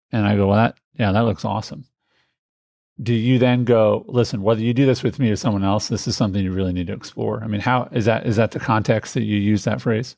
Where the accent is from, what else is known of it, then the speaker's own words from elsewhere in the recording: Indianapolis, Indiana, United States; I grew up in Indianapolis.